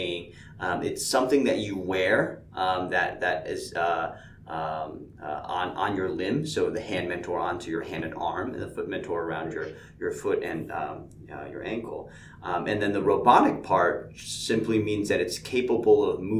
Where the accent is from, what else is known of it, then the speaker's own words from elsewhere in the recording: Connecticut, upstate New York, United States; moved away as an adult; now in Atlanta, United States; I grew up mostly in the Northeast, upstate New York, in Connecticut. I moved to Atlanta at this point